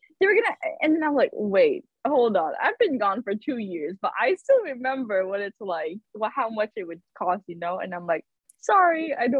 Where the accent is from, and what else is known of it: Macau; also born or lived in Europe; now in Westchester, United States